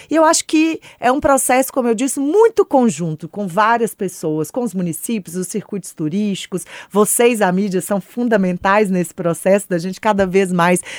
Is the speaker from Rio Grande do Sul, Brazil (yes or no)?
no; Belo Horizonte, Minas Gerais, Brazil; also born or lived in Timóteo, Minas Gerais; como boa mineira de Belo Horizonte